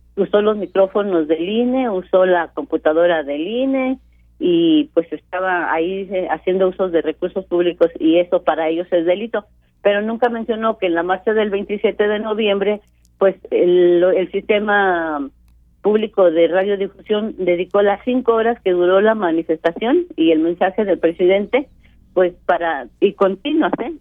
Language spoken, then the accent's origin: Spanish; Mexico; como mexicanos nos tenemos que proteger todos.